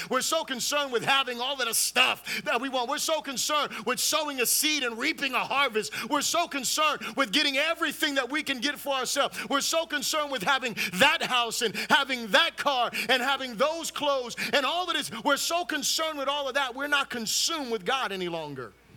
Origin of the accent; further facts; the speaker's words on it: Fort Lauderdale, Florida, United States; also born or lived in Miami, Florida; now in Orlando, United States; I was born in Miami, right? Um, raised in Fort Lauderdale and moved up here to Orlando